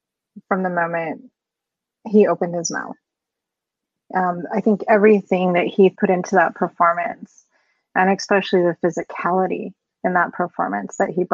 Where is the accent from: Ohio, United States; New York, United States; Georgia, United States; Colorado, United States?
Colorado, United States; raised by siblings in a tough world, you know. I grew up here. I was born and raised here in Colorado, but I've lived on the plains. I've lived in the mountains. And I grew up in small towns on farms and around a lot of cowboys.